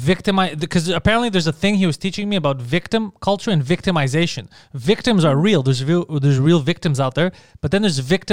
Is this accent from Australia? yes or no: no; Mississauga, Ontario, Canada; He looks, he sees, like, Ontario, okay. Crikey, yeah, we're from Mississauga.